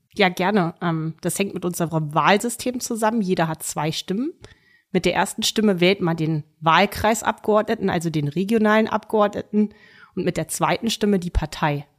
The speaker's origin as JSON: {"language": "German", "town": "Ürzig", "region": "Rhineland-Palatinate", "country": "Germany", "tie": "born or raised there", "said": "Ich spiele seit Kindertagen in einer Damenmannschaft in meinem Geburtsort Uerzig Tennis"}